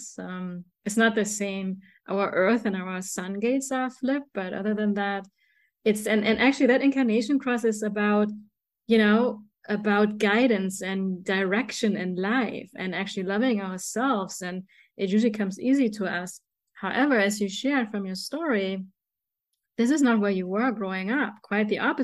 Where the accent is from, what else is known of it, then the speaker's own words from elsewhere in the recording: Germany; moved away; me growing up in Germany, I'm like a 5'3", beautiful girl, a woman, right? But in Germany, growing up, I was very short